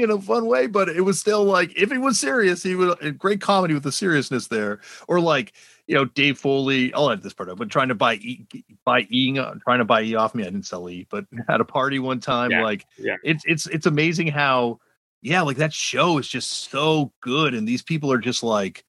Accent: Toronto, Ontario, Canada; growing up in Toronto

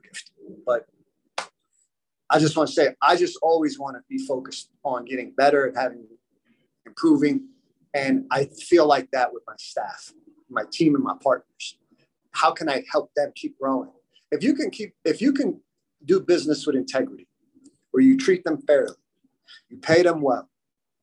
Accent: United States; also born or lived in Miami / Germany; I was born and raised here in the United States

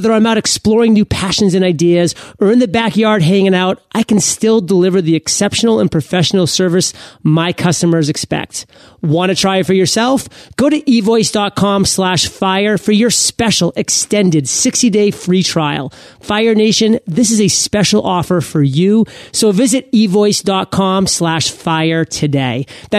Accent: Maine, United States; Hey, I'm from Maine. I'm one generation removed from Canada.

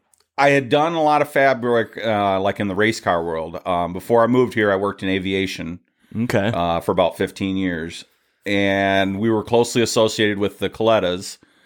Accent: Clarkston, Michigan, United States; moved away; I'm from Michigan. I grew up in Clarkston, Michigan, actually. Pine Knob Music Theater was pretty much my backyard growing up.

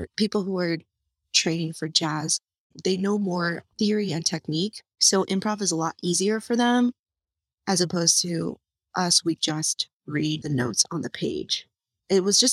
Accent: Michigan, United States; Was born in Michigan. I grew up in Michigan, stayed in Michigan for school, you know, Michigan girl through and through

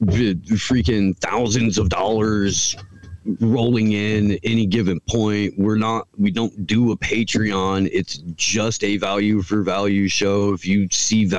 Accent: Indiana, United States; I grew up on Bob and Tom in Indiana

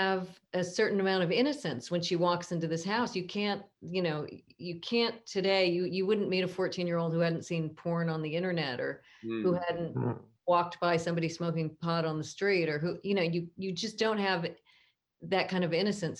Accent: Southern California, United States; I grew up in Southern California in a very sort of Catholic Christian neighborhood.

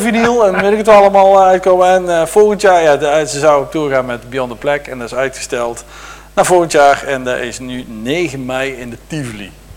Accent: Deurne, North Brabant, Netherlands; moved away; ik kom eigenlijk uit Deurne, dus het eh, is daar eh, net aan de andere kant van de grens met Limburg.

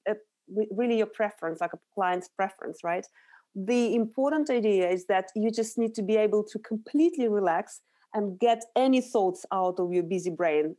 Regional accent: Urals, Russia; moved away as an adult; now in London, United Kingdom; So I grew up in Russia. I was born in the very industrial area of Russia, in the Urals.

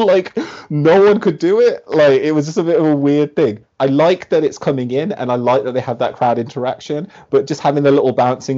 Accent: Birmingham, West Midlands, United Kingdom; I am also from Birmingham

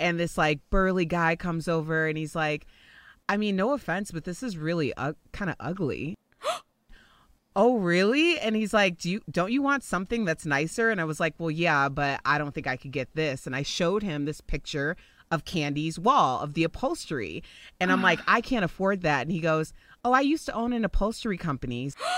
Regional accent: Chicago, Illinois, United States; moved away as an adult; now in Denver, United States; So I live in Denver, Colorado. I'm originally from Chicago, and I moved to Denver actually about 12 years ago for a morning radio job.

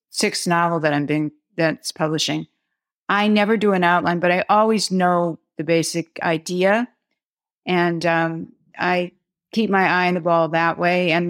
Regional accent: Midwest, United States; now in New York City, United States; I'm a Midwesterner who moved to New York City

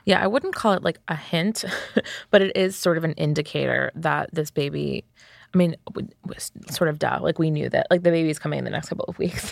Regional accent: United States; as Americans

